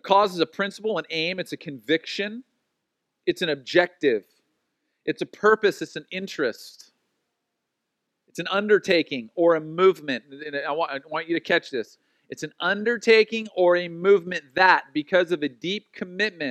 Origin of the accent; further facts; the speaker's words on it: Oceanside, California, United States; growing up in Oceanside